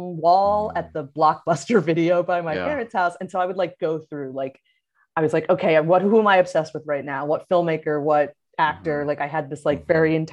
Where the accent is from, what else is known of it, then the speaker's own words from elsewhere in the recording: New Jersey, United States; moved away as an adult; also born or lived in Orlando, Florida; I was from Jersey, but I had family in Florida